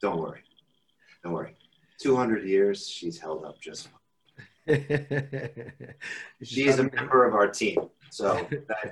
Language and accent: English; New York City, New York, United States; moved away; I grew up in New York City